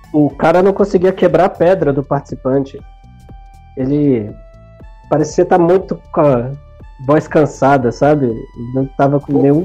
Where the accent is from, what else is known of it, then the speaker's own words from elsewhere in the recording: Brasília, Federal District, Brazil; also born or lived in Ceará; eu fui criado em Brasília quase minha vida toda